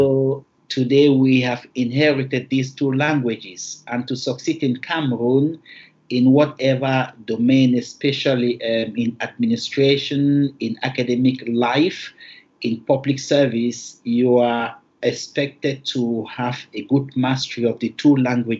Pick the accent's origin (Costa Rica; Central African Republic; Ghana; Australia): Central African Republic; Bangui; also born or lived in Tumbal; I was born in Bengui, and Bengui is heavily Catholic as opposed to Protestants. Okay, this is Bengui where I grew up at one moment.